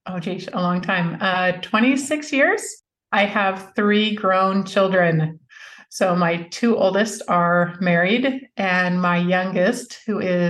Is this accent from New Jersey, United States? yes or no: no; Alaska, United States; also born or lived in Utah / California; now in Dallas, United States; I'm from Alaska, but we raised our children mainly in Utah and California